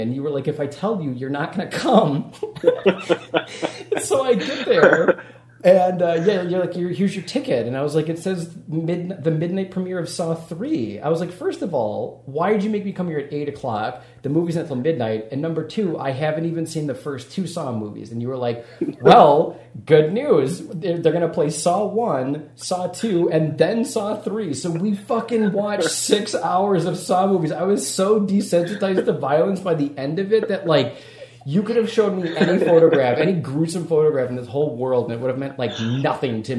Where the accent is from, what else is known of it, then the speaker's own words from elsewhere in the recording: Wisconsin, United States; also born or lived in Vancouver, Canada; I'm from Wisconsin, and, like, our winters are super harsh there